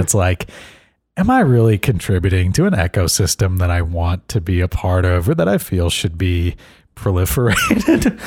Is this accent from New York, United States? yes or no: no; Miami, Florida, United States; growing up in Miami